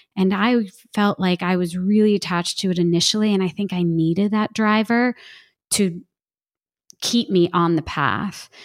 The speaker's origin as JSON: {"language": "English", "region": "New Jersey", "country": "United States", "said": "I'm from New Jersey"}